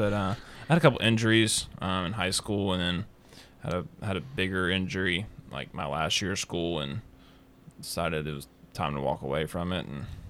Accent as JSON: {"language": "English", "region": "Middle Tennessee", "country": "United States", "tie": "born or raised there", "said": "I grew up here in Middle Tennessee"}